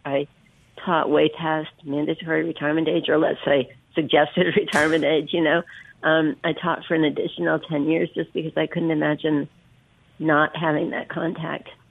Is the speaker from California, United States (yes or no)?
yes; Berkeley, California, United States; moved away as an adult; also born or lived in Virginia; now in Oxford, United States; growing up in Berkeley